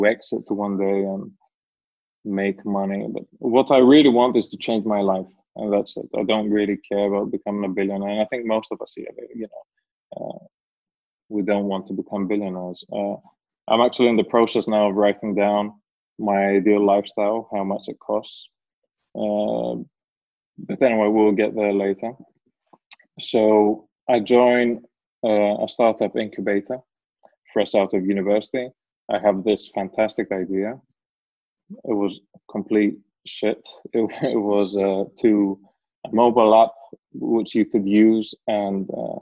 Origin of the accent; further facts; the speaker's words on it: Greece; also born or lived in England; I am from Greece, but also from England, half and half